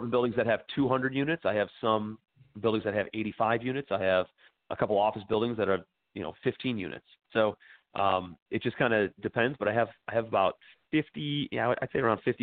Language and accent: English; Cleveland, Ohio, United States; moved away as an adult; also born or lived in New York City; I'm from Cleveland, Ohio originally. Moved out to New York City after college